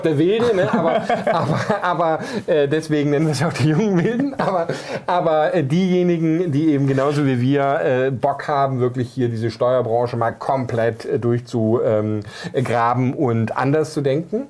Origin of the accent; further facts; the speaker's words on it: Germany; moved away as an adult; als ich dann vor fünf, sechs Jahren wieder hier in meine Heimat Deutschland zurückgekommen bin